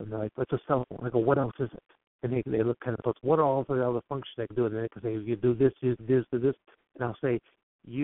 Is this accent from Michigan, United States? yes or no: yes; Michigan, United States; also born or lived in Coldwater, Michigan; I'm born and raised in Michigan